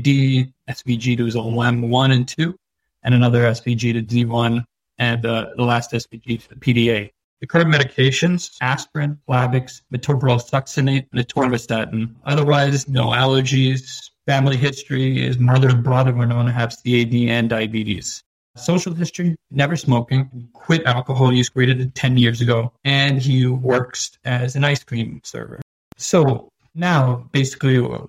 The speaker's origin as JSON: {"language": "English", "region": "New York", "country": "United States", "also_born_or_lived": "India", "said": "I'm originally from New York"}